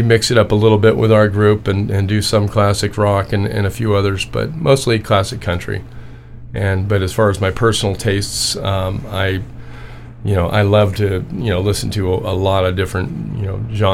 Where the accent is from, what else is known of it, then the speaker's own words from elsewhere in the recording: Orange, California, United States; now in Anza, United States; I grew up in the Methodist church in Orange